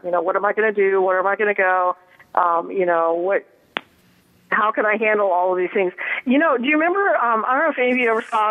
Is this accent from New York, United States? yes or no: no; Colorado, United States; now in Southern California, United States; I'm from Colorado originally, but I've been living in Southern California for